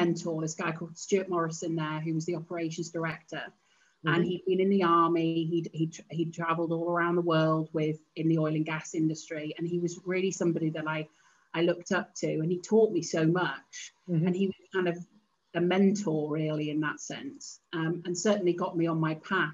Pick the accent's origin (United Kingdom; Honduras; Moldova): United Kingdom; Cheshire, North West England; also born or lived in Manchester; I was born in Cheshire, and I was the baby of the family